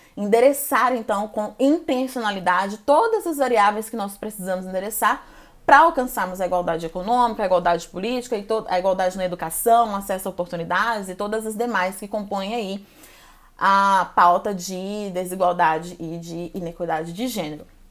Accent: Goiânia, Goiás, Brazil; now in São Paulo, Brazil; Eu sou brasileira, sou natural de Goiânia, Goiás, moro e trabalho atualmente em São Paulo

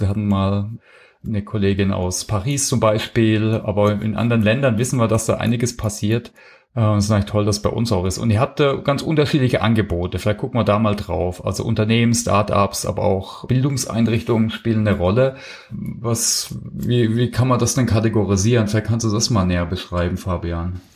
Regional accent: Heilbronn, Baden-Württemberg, Germany; moved away; ich habe äh, mein Abitur gemacht in Heilbronn. Also ich kenne die Stadt schon ein bisschen, ich komme aus der Ecke

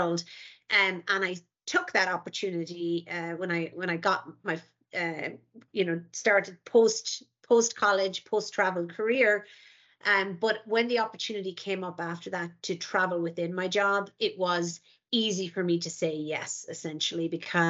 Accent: Ireland; moved away as an adult; now in United States; I never left Ireland, actually, until my early 20s

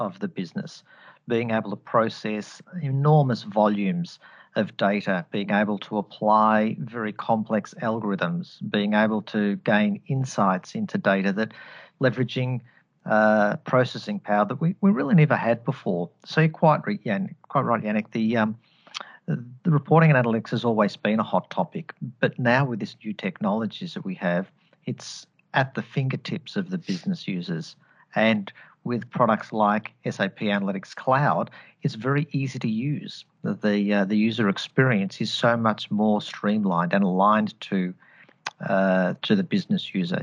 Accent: Australia; accent: Australian twang; I'm Australian born and bred, hence the accent. So apologies if you are hearing an Australian twang coming through the line here.

